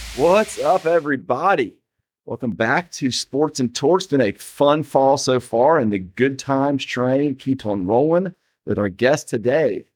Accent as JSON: {"language": "English", "town": "Atlanta", "region": "Georgia", "country": "United States", "tie": "born or raised there", "said": "I grew up in Atlanta."}